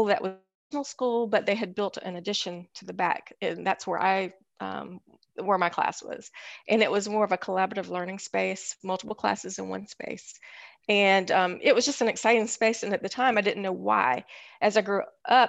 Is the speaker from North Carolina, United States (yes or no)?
yes; Greensboro, North Carolina, United States; From Greensboro, North Carolina Road. So I didn't go far.